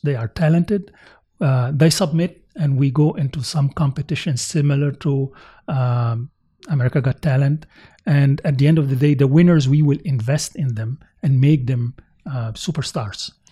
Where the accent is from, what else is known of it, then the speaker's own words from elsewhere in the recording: United States; as American